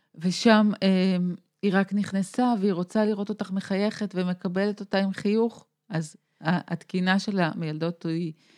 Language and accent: Hebrew; Tel Aviv, Tel Aviv District, Israel; אני תל אביבית